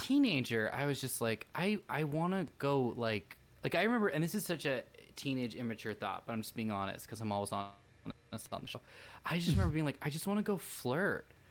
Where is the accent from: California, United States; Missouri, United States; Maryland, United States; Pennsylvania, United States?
California, United States; we are from California